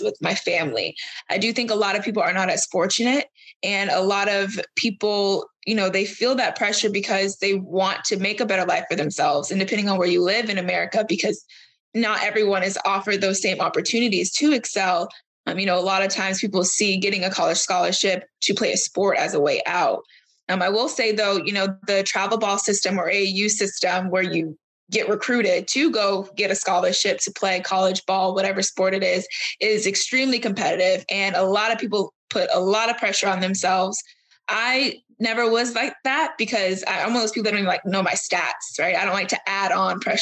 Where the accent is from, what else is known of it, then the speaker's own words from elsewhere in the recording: Florida, United States; I'm from Florida